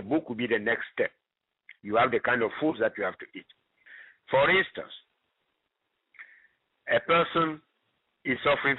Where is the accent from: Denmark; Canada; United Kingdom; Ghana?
Ghana; now in United States; I'm originally from Ghana.